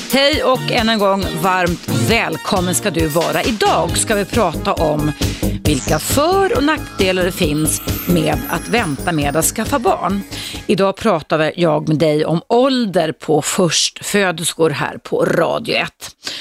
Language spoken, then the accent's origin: Swedish; Stockholm, Stockholm County, Sweden; jag växte upp i Stockholms innerstad